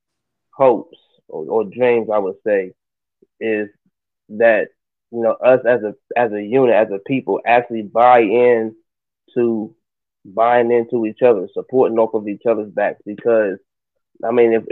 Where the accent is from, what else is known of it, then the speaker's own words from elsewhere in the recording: Columbus, Ohio, United States; also born or lived in Kentucky / South Carolina; I'm from Columbus, Ohio, east side Mount Vernon